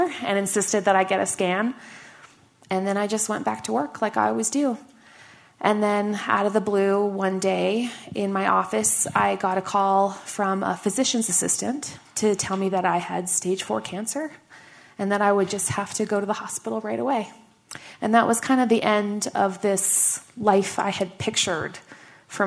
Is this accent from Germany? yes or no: no; Canada; moved away; also born or lived in Washington, D.C.; I am Canadian